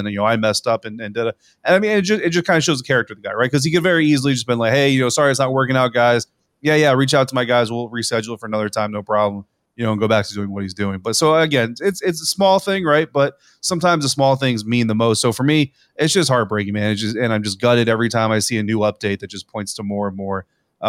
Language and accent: English; Colorado, United States; the weather was bad, which I'm from Colorado.